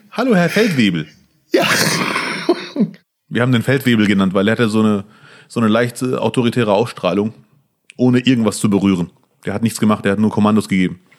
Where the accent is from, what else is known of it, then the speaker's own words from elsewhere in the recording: Bielefeld, North Rhine-Westphalia, Germany; Das heißt, Ramadan beginnt in eurem Kalender, mhm. der ja auch meiner ist als Bielefelder